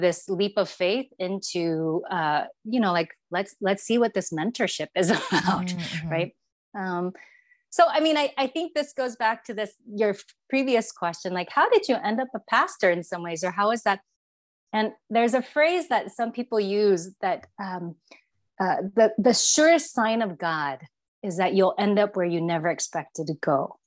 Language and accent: English; Taiwan; moved away as an adult; now in Bay Area, United States; I grew up in Taiwan and, and came to the States um, after high school